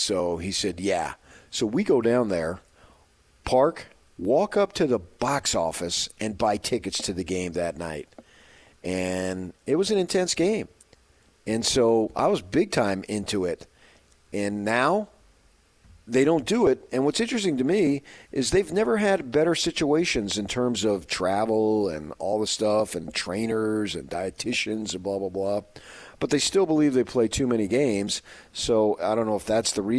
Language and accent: English; 30 miles from Madison Square Garden, New Jersey, United States; also born or lived in Phoenix, Arizona; now in Salt Lake City, United States; I grew up 30 miles away from Madison Square Garden in on the Jersey side